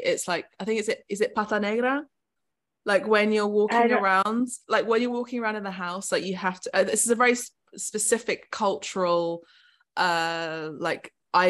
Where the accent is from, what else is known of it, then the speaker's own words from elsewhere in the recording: United Kingdom; accent: British; also born or lived in Italy / Los Angeles; even though I have a very sort of British accent